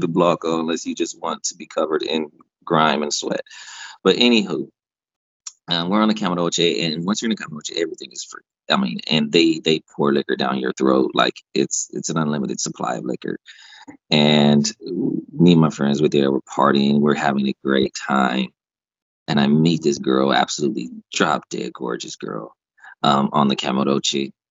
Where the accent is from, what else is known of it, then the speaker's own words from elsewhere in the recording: United States; I'm an American